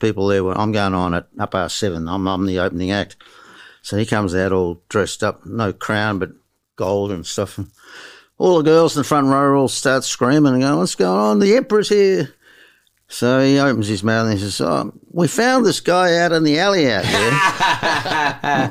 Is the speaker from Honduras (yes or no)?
no; New Zealand; also born or lived in Western Australia; now in Australia; I'm from down under, down under. I'm a Kiwi